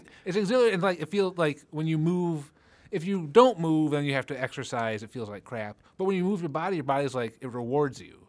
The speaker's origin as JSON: {"language": "English", "town": "Detroit", "region": "Michigan", "country": "United States", "moved": "yes", "lives_now": "Seattle, United States", "said": "I come from Detroit"}